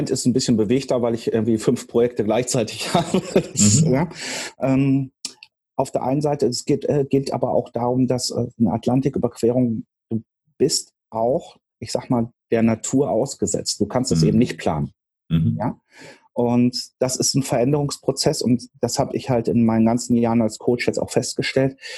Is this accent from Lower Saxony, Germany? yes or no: no; Dortmund, North Rhine-Westphalia, Germany; moved away as an adult; also born or lived in Marburg; now in Hamburg, Germany; Ich komme aus dem Pott, ich komme aus Dortmund ähm, und habe aus dieser Stadt ein paar Präferenzen mitgenommen, auch hier nach Hamburg.